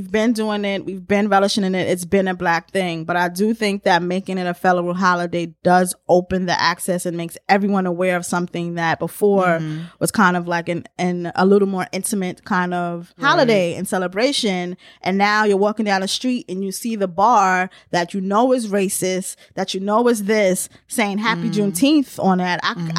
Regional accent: New York, United States; because I know that I've been doing it as a New Yorker.

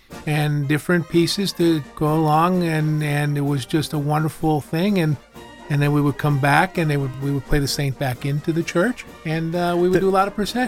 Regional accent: Hanover Township, Pennsylvania, United States; I grew up in Hanover Township.

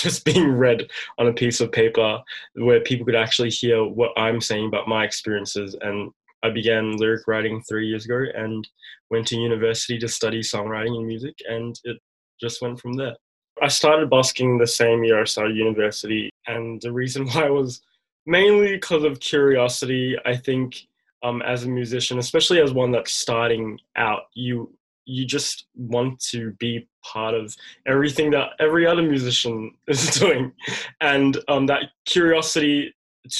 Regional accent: Melbourne, Victoria, Australia; I was born and raised here in Melbourne

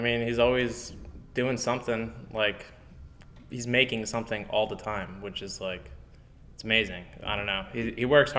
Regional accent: Fort Lauderdale, Florida, United States; Yeah, like, Pompano, Fort Lauderdale.

